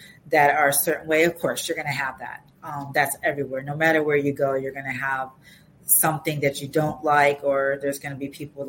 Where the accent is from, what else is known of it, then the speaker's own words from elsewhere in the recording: Chicago, Illinois, United States; moved away as an adult; also born or lived in Atlanta, United States; now in Saudi Arabia; I'm a Chicago girl